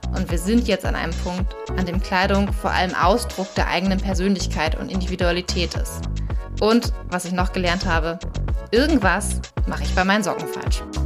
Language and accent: German; Schleswig-Holstein, Germany; moved away; ich komme ja aus Schleswig-Holstein